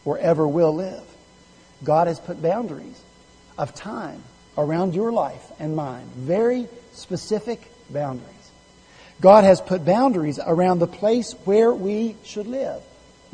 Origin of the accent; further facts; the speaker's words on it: West Virginia, United States; I'm from West Virginia